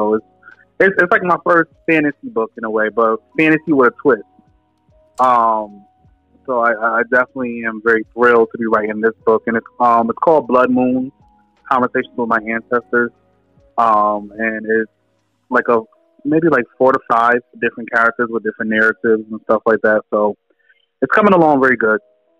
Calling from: Connecticut, United States; I'm calling from Connecticut.

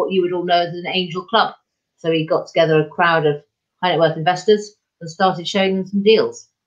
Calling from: South West England, United Kingdom; I'm in deepest Somerset in the UK, which is south of Bristol for your international readers if you get out your uh, maps. Um, and it's pretty rural around here

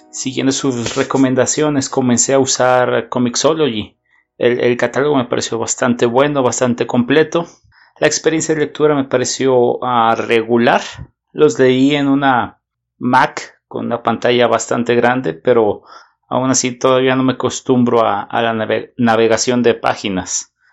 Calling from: Guadalajara, Jalisco, Mexico; de Guadalajara.

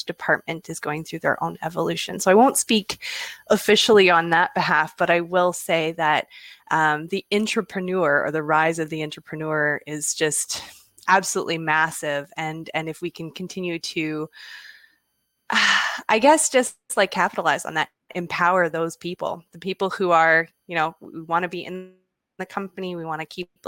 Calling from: Vancouver Island, British Columbia, Canada; I'm calling in from Vancouver Island in British Columbia, Canada.

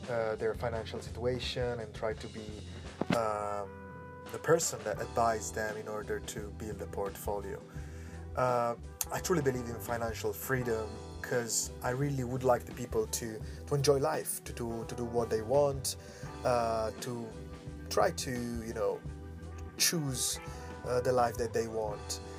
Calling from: Hong Kong; English is a second language; This is … from … Voice Pod. I'm speaking from Hong Kong. Uh, today, I am inside Yimpoon uh, area in front of the sea

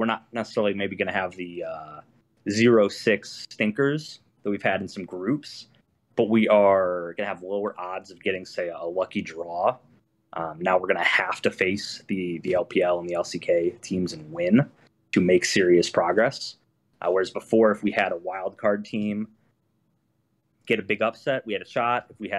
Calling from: Dayton, Ohio, United States; I'm calling from Dayton, Ohio.

